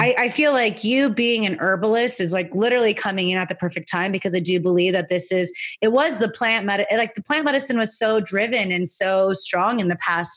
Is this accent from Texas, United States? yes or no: no; California, United States; in California in my home state